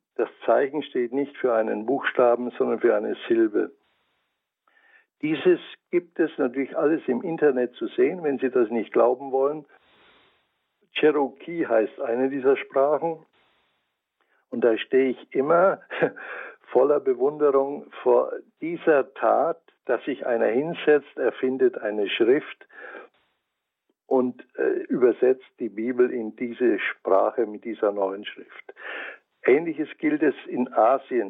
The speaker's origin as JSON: {"language": "German", "area": "Franconia", "region": "Bavaria", "country": "Germany", "accent": "Franconian", "moved": "yes", "lives_now": "Offenburg, Germany", "said": "Ich habe immer noch meinen fränkischen Akzent."}